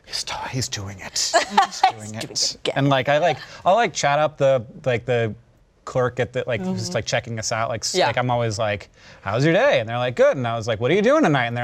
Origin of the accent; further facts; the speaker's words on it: Orlando, Florida, United States; moved away as an adult; now in Montana, United States; So I grew up in Orlando, Florida, where like everything's pretty transactional and most people are in cars in front of you in your way.